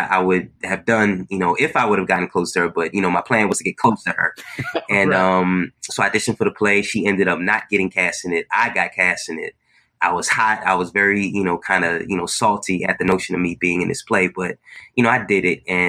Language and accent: English; Newark, New Jersey, United States; moved away as an adult; also born or lived in Long Island, New York; now in Brooklyn, United States; I was born in Brooklyn, stayed here for the first 5 years of my life, 6 years. Then my family moved to New Jersey, to the East Orange, Newark, Irvington area